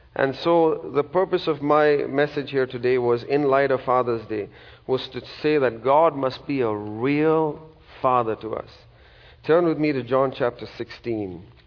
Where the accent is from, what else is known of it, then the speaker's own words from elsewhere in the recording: India; now in United States; I'm from a country in India